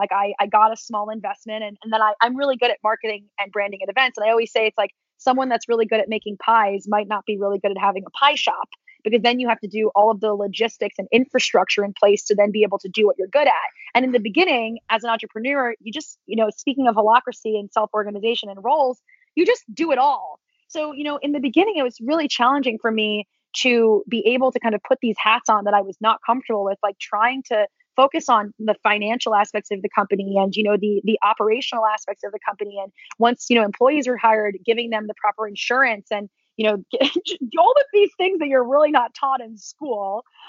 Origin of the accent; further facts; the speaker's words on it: East Coast, United States; my whole family's from New York, I'm from the East Coast.